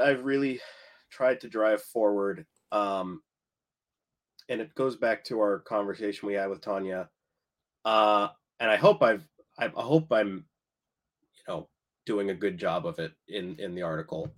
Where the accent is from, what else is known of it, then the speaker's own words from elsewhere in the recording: United States; I'm, I'm American